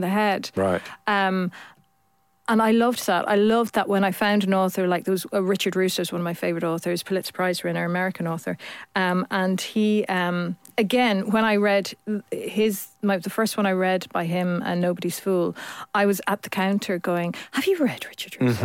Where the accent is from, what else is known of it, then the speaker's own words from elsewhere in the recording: Ireland; you weren't part of a very religious family when you're Irish.